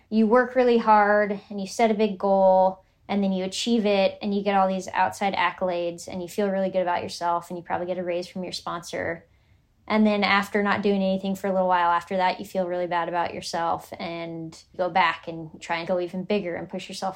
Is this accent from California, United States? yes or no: yes; Northern California, United States; where I grew up in Northern California